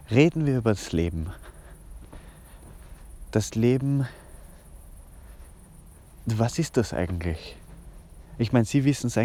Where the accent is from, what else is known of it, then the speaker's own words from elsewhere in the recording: Vienna, Austria; ja, im, im, in Hernals, also eigentlich in Otterkring, aber wir sind da ja nicht so genau. Ich bin, bin ein waschechter Wiener. Mein Vater kommt aus der Steiermark, meine Mutter aus Ungarn, wienerischer geht es gar nicht.